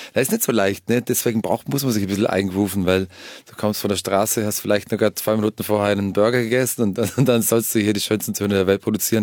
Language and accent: German; Vorarlberg, Austria; in Vorarlberg, in meiner Heimat